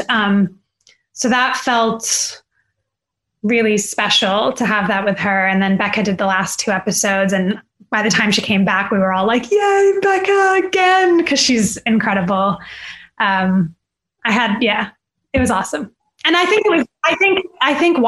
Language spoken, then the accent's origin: English; Saudi Arabia; I'm from Saudi Arabia